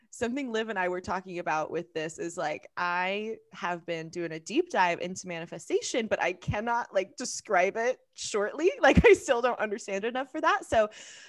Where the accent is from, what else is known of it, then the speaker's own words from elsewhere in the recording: Oklahoma, United States; moved away as an adult; also born or lived in Southern California; I'm from Oklahoma